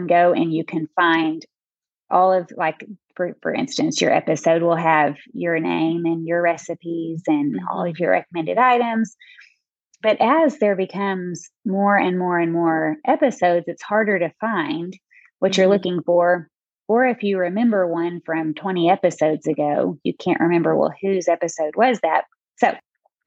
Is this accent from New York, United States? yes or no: no; Texarkana, Arkansas, United States; also born or lived in Texas; I'm from Texarkana, which is a border city for Texas and Arkansas.